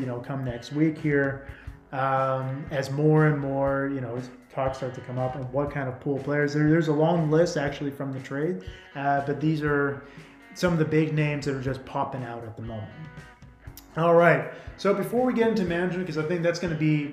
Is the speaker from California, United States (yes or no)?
no; Seattle, Washington, United States; coming from the Seattle area